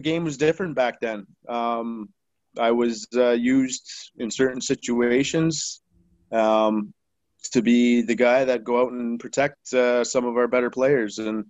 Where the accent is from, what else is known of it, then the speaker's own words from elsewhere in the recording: Leamington, Ontario, Canada; also born or lived in Wheatley, Ontario; I grew up in Leamington and Wheatley, between the two towns